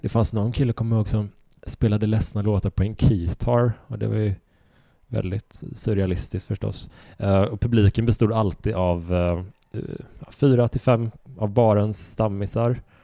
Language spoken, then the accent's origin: Swedish; Horred, Västra Götaland, Sweden; jag växte upp i Horröd